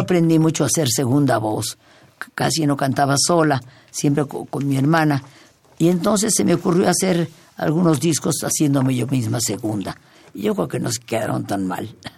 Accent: Jalisco, Mexico; moved away; also born or lived in Hidalgo; soy de Jalisco, pero tuve la oportunidad de vivir en estado en Hidalgo unos años

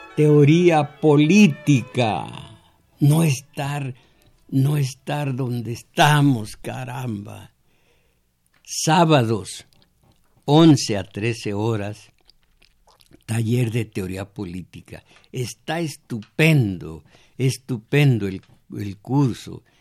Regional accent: Mexico; soy cascán de origen, según por mi abuela, eh, del Cerro del Mixtón, conozco mi historia, soy mexicano

